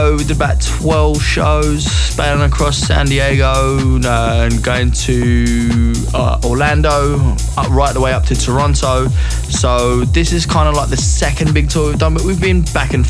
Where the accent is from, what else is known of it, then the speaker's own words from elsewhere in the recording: London, United Kingdom; growing up in London